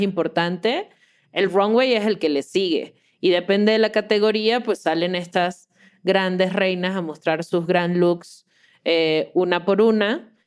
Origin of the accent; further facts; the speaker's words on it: Caracas, Capital District, Venezuela; moved away as an adult; now in Mexico City, Mexico; soy de Caracas, pero hace, bueno, ya cinco años vivo en la, grandiosa Ciudad de México